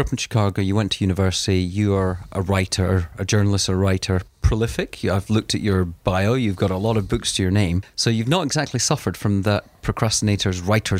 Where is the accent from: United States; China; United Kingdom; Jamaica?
United Kingdom; East Coast of Scotland; I was brought up in East Coast of Scotland and very sort of Protestant.